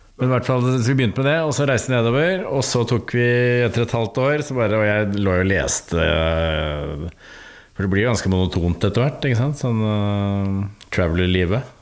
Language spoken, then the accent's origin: Norwegian; Bærum, Akershus, Norway; der jeg vokste opp i Bærum